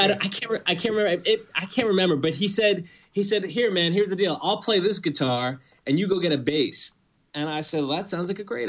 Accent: New York City, New York, United States; I grew up in Queens in New York, and my dad was a musician.

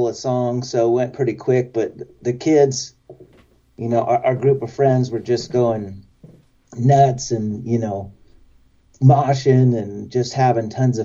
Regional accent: Boise, Idaho, United States; I grew up in Idaho, in Boise, Idaho

